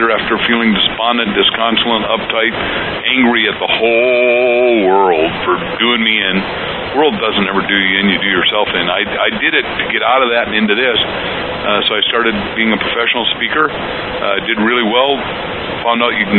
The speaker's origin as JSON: {"language": "English", "town": "Waukegan", "region": "Illinois", "country": "United States", "tie": "born or raised there", "said": "I was born in a little place called Waukegan, Illinois, about 60 miles north of Chicago"}